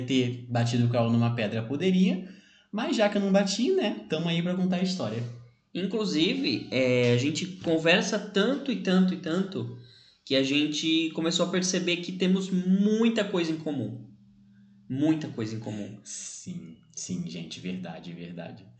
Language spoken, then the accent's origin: Portuguese; São Bernardo do Campo, São Paulo, Brazil; tenho 26 anos, sou de São Bernardo